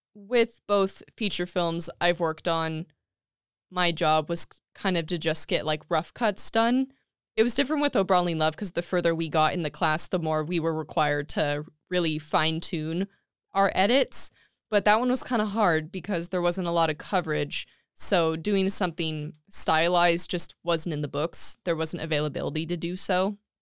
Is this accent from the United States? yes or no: yes; Tulare, California, United States; moved away as an adult; now in Escondido, United States; I was born and raised in Tulare, California